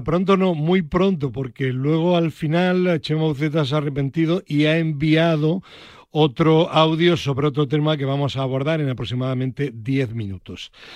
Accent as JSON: {"language": "Spanish", "town": "Granada", "region": "Andalusia", "country": "Spain", "moved": "yes", "said": "mi tierra de, de Granada"}